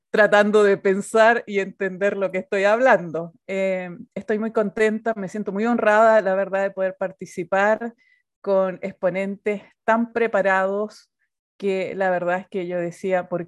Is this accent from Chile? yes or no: yes; Chile; Soy chilena. Eh, tenemos un acento un poco distinto a los demás países porque hablamos muy rápido, aunque yo estoy muy peruanizada porque soy misionera peruana